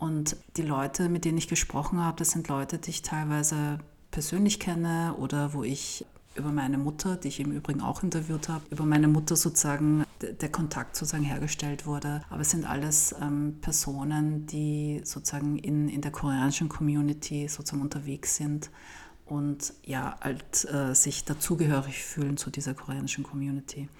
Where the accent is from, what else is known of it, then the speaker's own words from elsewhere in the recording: Vienna, Austria; aus Wien